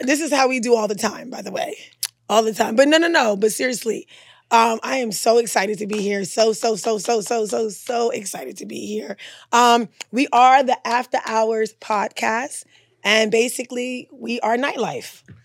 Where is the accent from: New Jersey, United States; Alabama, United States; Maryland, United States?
Maryland, United States; also born or lived in Caribbean; I'm from Maryland